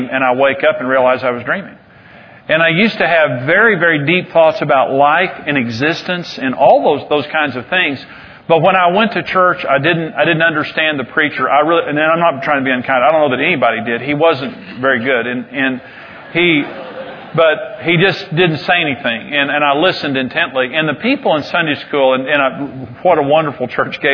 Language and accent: English; Amarillo, Texas, United States; also born or lived in Wellington, Texas; I'm from Amarillo, but I was born in Wellington, Texas